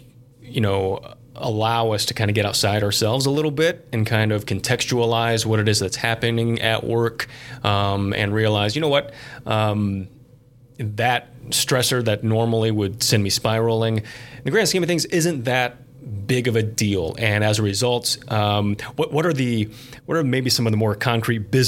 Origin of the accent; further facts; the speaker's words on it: Angola, Indiana, United States; my hometown of Angola, Indiana